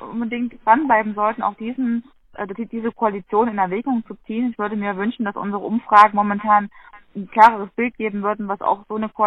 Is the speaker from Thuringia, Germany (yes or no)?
yes; Gera, Thuringia, Germany; meine Heimatstadt in Gera ist die Linke zum Beispiel sehr stark.